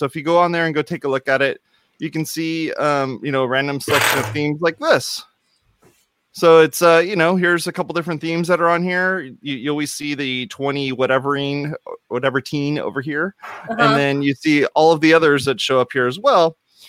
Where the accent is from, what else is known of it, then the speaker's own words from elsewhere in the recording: Fontana, California, United States; now in Whittier, United States; I grew up in Fontana.